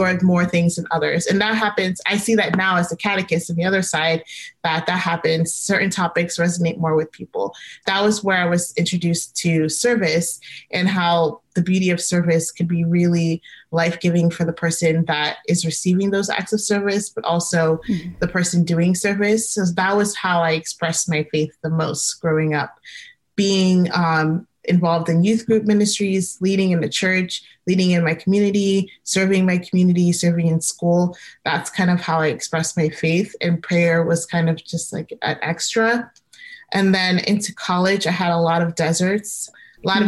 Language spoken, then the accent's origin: English; Gaithersburg, Maryland, United States; I grew up in Gaithersburg, Maryland